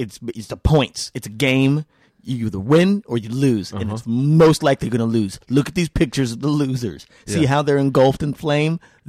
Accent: Las Vegas, Nevada, United States; I am from Vegas.

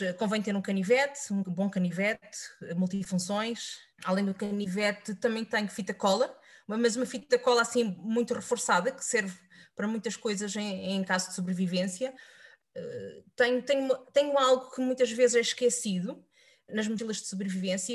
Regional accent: Setúbal, Portugal; o clube da minha terra, que é o Vitória de Setúbal

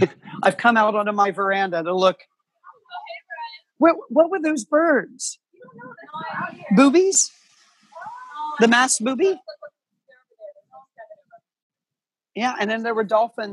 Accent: Peebles, Ohio, United States; first language English; moved away; born in Peebles, Ohio, on a farm.

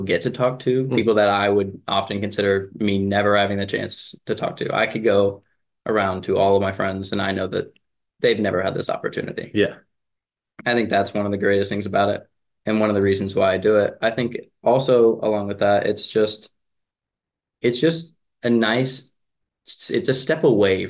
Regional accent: Lexington, Kentucky, United States; moved away as an adult; now in High Point, United States; I'm from Lexington, Kentucky

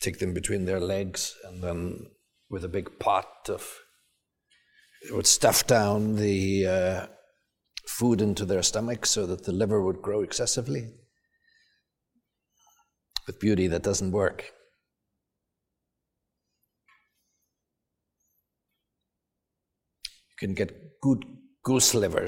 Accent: Salzburg, Austria; moved away as an adult; now in United States; I grew up in Salzburg in Austria

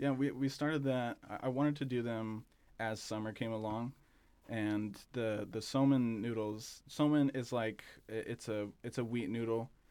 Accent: Southern California, United States; moved away as an adult; now in Bend, United States; we're from Southern California

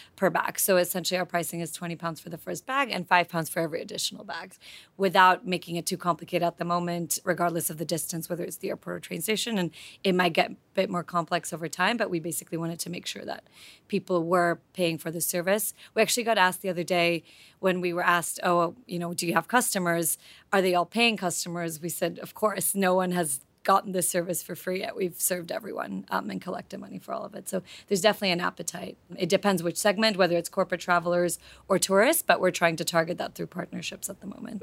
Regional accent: Slovakia; now in London, United Kingdom; I'm originally from Slovakia, but I lived in London for the last few years before the M B

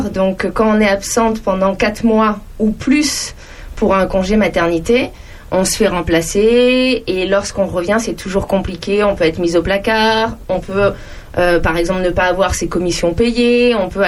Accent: Bourges, Centre-Val de Loire, France; born there; now in Champignelles, France; moi, je suis née à Bourges, donc dans le Cher. Et j'ai eu un papa militaire, donc euh, j'ai vécu à peu près dans quasiment toutes les régions de France.

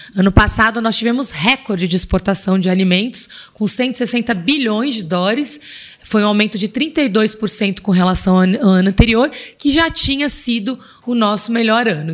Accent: Brazil

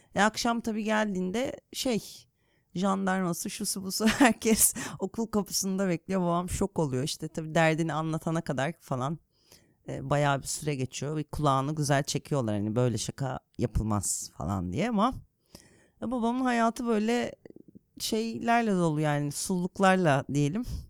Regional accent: Bursa, Turkey; now in Istanbul, Turkey; Bursa'da büyüdüğüm için. Bursalıyım derim

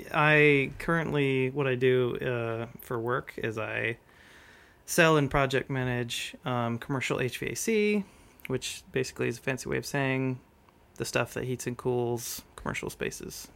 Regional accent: Provo, Utah, United States; I'm from Provo, Utah.

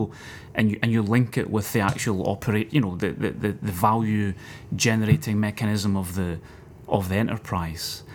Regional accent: Scotland, United Kingdom; me being a Scotsman

